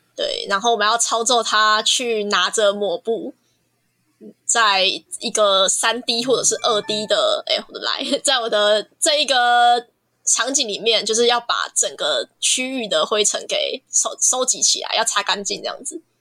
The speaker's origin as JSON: {"language": "Chinese", "town": "Kaohsiung", "country": "Taiwan", "said": "我来自高雄，然后我现在还在延毕中，啊，我读的是就是原住民艺术产业这个系"}